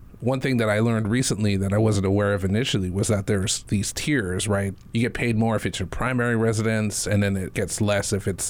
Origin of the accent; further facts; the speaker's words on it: Big Island, Hawaii, United States; growing up on the Big Island